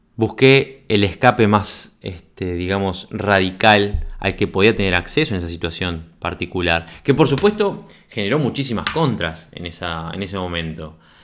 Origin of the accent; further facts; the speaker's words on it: Uruguay; moved away; yo nací en Uruguay en 1979, soy uruguayo, de pura cepa, viví toda mi adolescencia, mi infancia y mi adolescencia en Uruguay